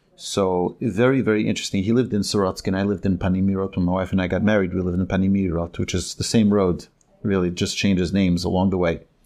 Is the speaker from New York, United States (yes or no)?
yes; New York, United States; also born or lived in Jerusalem, Israel / Borough Park, Brooklyn / Monsey, New York; I was born in Yerushalayim and, uh, raised in New York